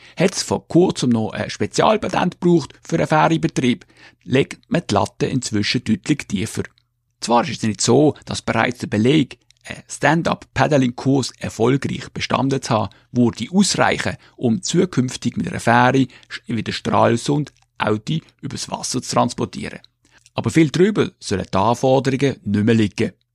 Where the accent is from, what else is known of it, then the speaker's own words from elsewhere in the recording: Switzerland; von meiner Heimatgemeinde